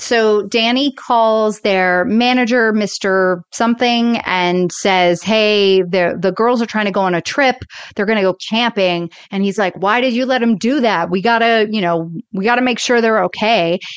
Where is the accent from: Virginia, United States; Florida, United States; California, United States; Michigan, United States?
Florida, United States; I grew up in Florida